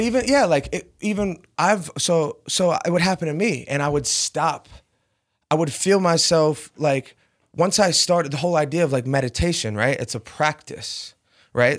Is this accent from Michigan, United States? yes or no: no; Rhode Island, United States; moved away as an adult; growing up in Rhode Island